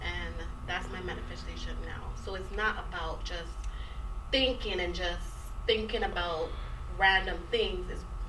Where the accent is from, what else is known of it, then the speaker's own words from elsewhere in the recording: U.S. Virgin Islands; moved away as an adult; now in Atlanta, United States; So I moved here. I'm from the Virgin Islands. And I moved here at 24.